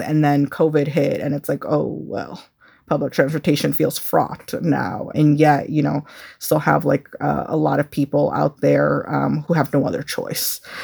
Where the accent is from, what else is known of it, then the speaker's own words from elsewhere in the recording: Chicago, Illinois, United States; growing up in Chicago